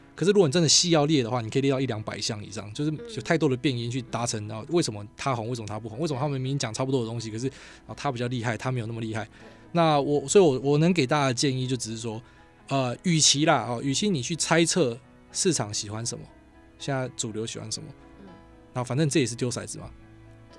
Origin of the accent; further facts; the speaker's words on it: Miaoli County, Taiwan; 我苗栗人